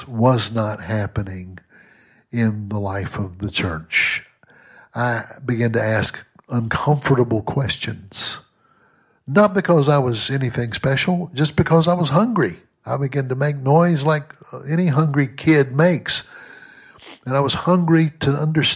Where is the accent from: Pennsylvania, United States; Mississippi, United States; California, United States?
Mississippi, United States; Southwest; I was raised in Southwest Mississippi